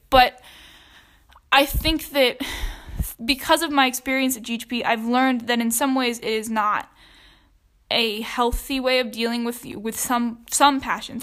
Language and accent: English; Georgia, United States; I'm from Georgia